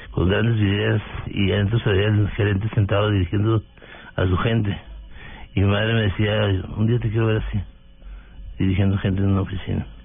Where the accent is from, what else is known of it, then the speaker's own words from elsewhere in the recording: Delicias, Chihuahua, Mexico; moved away as an adult; now in Bogotá, Colombia; norte de México, de Ciudad de Chihuahua. Es una población de 120 mil habitantes. Eh, crecí en, Delicias, estudiando en la escuela primaria local.